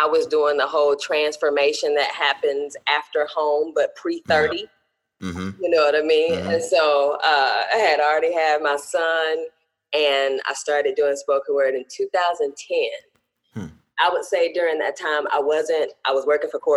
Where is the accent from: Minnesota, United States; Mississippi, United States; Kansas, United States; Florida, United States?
Mississippi, United States; Greenville; moved away as an adult; also born or lived in Oklahoma City, Oklahoma; now in Greensboro, United States; I am based out of Greensboro, North Carolina, but I'm originally from Greenville, Mississippi, the Delta, in the heart of the Delta